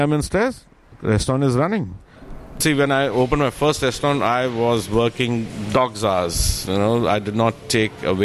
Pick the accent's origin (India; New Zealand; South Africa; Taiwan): India; moved away as an adult; also born or lived in Dubai; now in Sydney, Australia; I'm technically from India